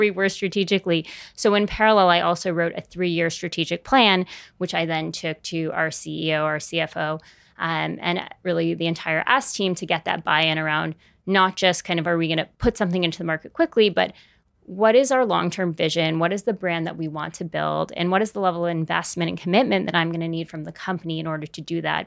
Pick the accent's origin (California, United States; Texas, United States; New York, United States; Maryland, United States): California, United States; San Francisco; moved away; I grew up in San Francisco, so I went home